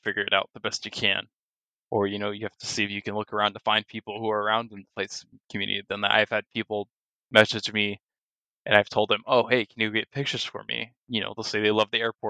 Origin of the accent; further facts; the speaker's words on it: Florida, United States; my home state of Florida